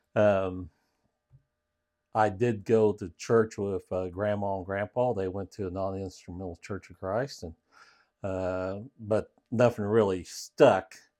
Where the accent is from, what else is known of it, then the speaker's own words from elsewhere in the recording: Parkersburg, Illinois, United States; I grew up in Parkersburg, Illinois